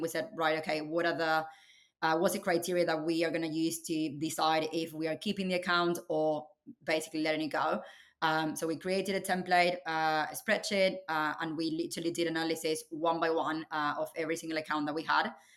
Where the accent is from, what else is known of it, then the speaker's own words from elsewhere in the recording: Buenos Aires, Argentina; moved away as an adult; now in United Kingdom; I was born and raised in Argentina, um, in Buenos Aires.